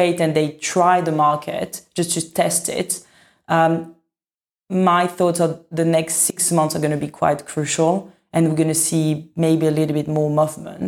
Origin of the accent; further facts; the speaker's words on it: France; now in London, United Kingdom; I come from France